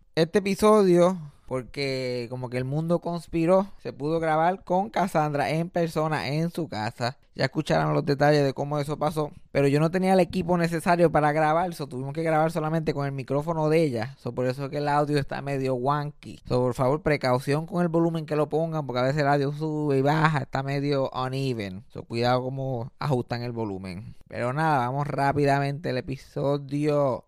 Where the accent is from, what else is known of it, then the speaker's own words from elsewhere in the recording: Puerto Rico; accent: jíbaro; yo que tengo el acento jíbaro